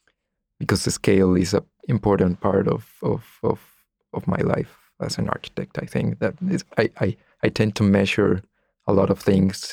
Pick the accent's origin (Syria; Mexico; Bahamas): Mexico; now in Canada; I am Mexican.